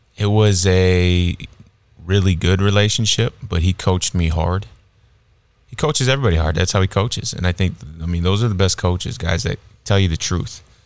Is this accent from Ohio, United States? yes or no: no; Illinois, United States; moved away; also born or lived in South Dakota / Texas; I grew up in Illinois